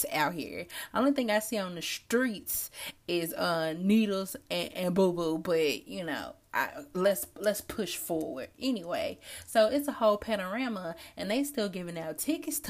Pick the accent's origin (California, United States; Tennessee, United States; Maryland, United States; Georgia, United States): Tennessee, United States; Memphis; moved away as an adult; now in Los Angeles, United States; I'm from Memphis